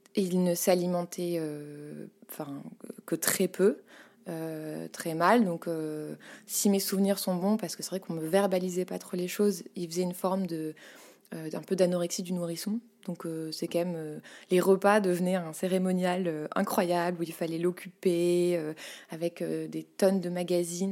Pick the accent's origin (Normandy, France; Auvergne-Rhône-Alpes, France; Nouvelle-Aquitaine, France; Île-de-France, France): Île-de-France, France; Paris; J'ai grandi à Paris, euh, en, dans le centre de Paris, dans le 9e arrondissement